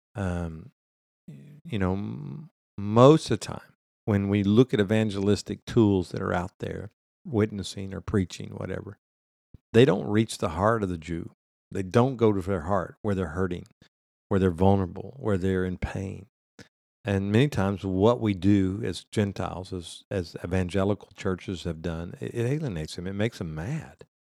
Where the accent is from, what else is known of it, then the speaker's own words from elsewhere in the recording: United States; we see this as Americans